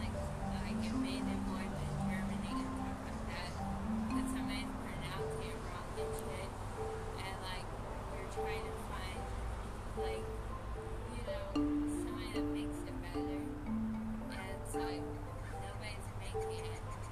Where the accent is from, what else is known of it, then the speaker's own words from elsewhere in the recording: Mexico; I'm definitely from Mexico